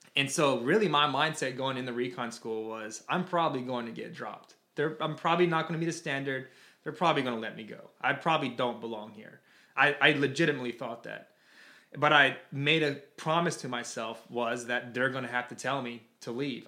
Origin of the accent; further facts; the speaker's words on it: Toccoa, Georgia, United States; moved away as an adult; now in Florida, United States; I was actually born in a very small town in Toccoa, Georgia. Born and raised there